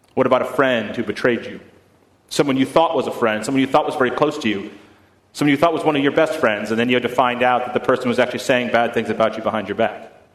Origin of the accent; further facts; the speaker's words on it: Boston, Massachusetts, United States; I am from Boston, and in Boston, we're, we're, we're notoriously bad drivers